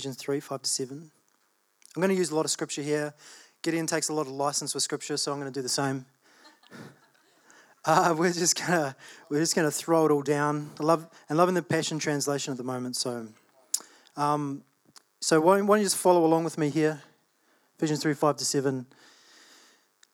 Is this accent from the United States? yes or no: no; Australia; I was born in Australia.